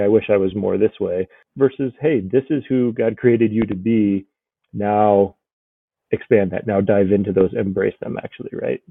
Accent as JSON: {"language": "English", "region": "Colorado", "country": "United States", "tie": "born or raised there", "also_born_or_lived": "California / Japan", "moved": "as an adult", "lives_now": "Brookings, United States", "said": "I'm originally from Colorado, and decided to join the Air Force after college"}